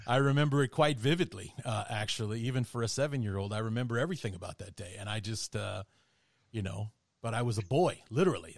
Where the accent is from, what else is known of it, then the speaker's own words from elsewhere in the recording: Chicago, Illinois, United States; I grew up in Chicago